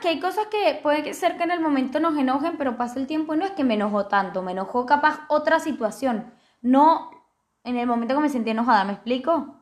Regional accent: Venezuela; yo soy venezolana

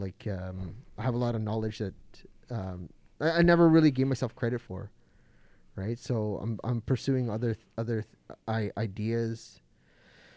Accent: Toronto, Ontario, Canada; also born or lived in Mississauga; half Japanese, half Filipino, full Canadian, born and raised in Toronto and Toronto

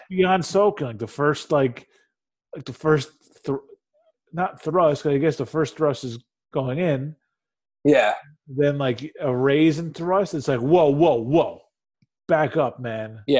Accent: United States; I'm an American. I uh, I value my freedom

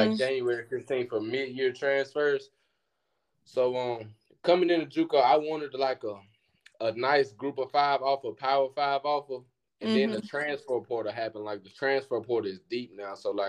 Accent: Louisville, Mississippi, United States; also born or lived in Pearl, Mississippi; now in Memphis, United States; I'm from Lewisville, Mississippi, but I moved to Pearl, Mississippi around 8th grade.

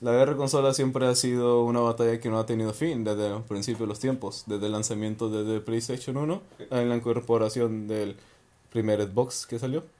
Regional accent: Mexico; Aquí en México

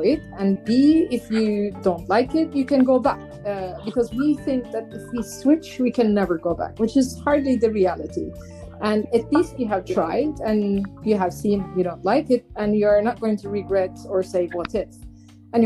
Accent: Turkey; moved away as an adult; now in Amsterdam, Netherlands; my home country in Turkey

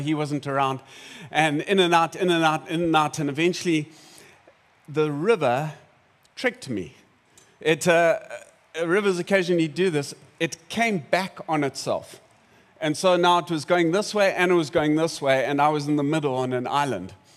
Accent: South Africa; I'm South African

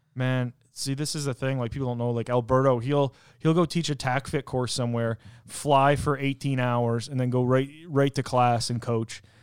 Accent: Canada; where I'm from in Canada

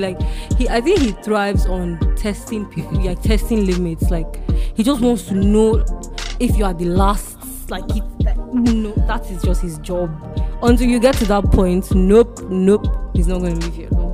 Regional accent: Nigeria; as Nigerian kids, now those things that we Nigerian offsprings have in common

